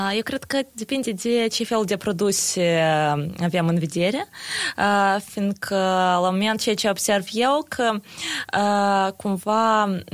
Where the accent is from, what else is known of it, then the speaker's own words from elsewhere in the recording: Chișinău, Moldova; sunt din Chișinău